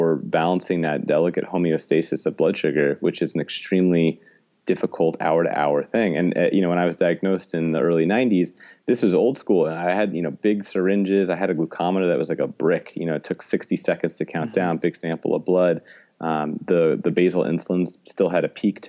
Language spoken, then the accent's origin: English; New York City, New York, United States; I'm born and raised in New York City